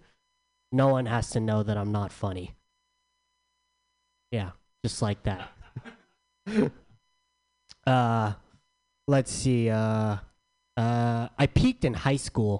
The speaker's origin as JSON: {"language": "English", "town": "San Diego", "region": "California", "country": "United States", "said": "I'm from San Diego"}